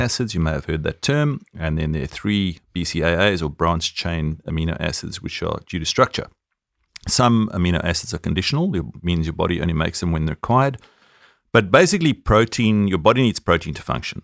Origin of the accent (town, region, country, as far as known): South Africa; accent: South African